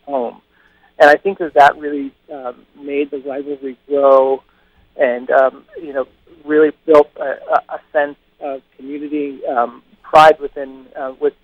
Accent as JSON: {"language": "English", "town": "Seattle", "region": "Washington", "country": "United States", "tie": "born or raised there", "moved": "yes", "lives_now": "Los Angeles, United States", "said": "I come from Seattle, which is a very white community. You know, there is diversity up there, but it's predominantly white, especially the neighborhood that I was from"}